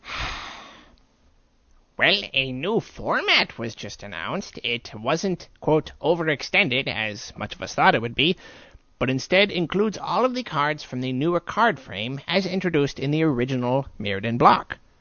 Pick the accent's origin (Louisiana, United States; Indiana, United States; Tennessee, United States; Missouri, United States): Missouri, United States; Ellisville; Ellisville, Missouri